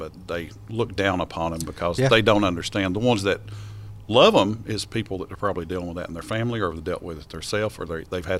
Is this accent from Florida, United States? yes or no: no; Strawberry Plains, Tennessee, United States; I'm really nobody special. I grew up here in Strawberry Plains.